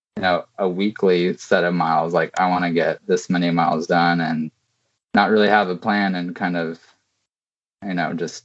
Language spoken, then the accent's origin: English; Pacific Northwest, United States; moved away as an adult; also born or lived in New York; I'm really from the Pacific Northwest, and I'm back here now